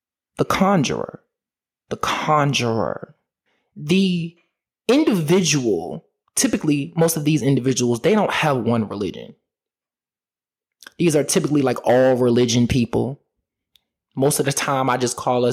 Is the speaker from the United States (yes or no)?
yes; Richmond, Virginia, United States; my hometown in Richmond, Virginia.